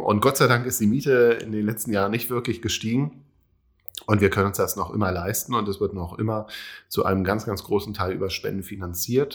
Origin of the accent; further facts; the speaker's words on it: Berlin, Germany; ich komme aus Berlin, bin gebürtiger Berliner